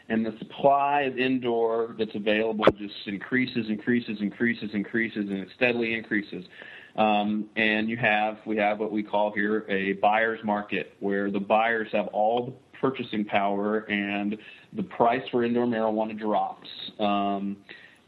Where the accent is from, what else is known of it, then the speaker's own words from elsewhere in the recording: Western Kentucky, United States; now in California, United States; I'm from Western Kentucky